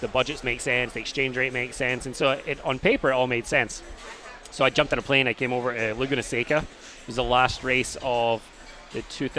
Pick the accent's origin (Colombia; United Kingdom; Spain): United Kingdom; Airdrie, Scotland; moved away as an adult; also born or lived in Glasgow; now in Orlando, United States; I grew up outside of Glasgow, a place called Airdrie.